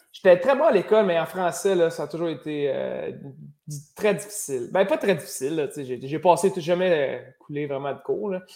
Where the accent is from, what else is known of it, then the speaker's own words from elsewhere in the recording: Rosemère, Quebec, Canada; also born or lived in Lorraine; moi, j'ai grandi à Rosemère